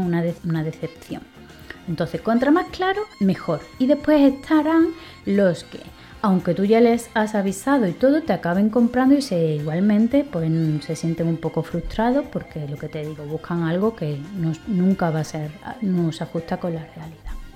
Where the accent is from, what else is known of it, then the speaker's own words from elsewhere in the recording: Seville, Andalusia, Spain; moved away; also born or lived in Madrid; yo soy española soy de Sevilla, aunque he vivido en Madrid muchísimos años